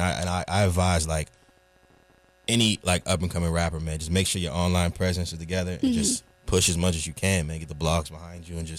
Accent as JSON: {"language": "English", "town": "Raleigh", "region": "North Carolina", "country": "United States", "also_born_or_lived": "Queens", "said": "I'm an artist from Raleigh, North Carolina. You know, travel back and forth from Queens, and I've been here since about 05."}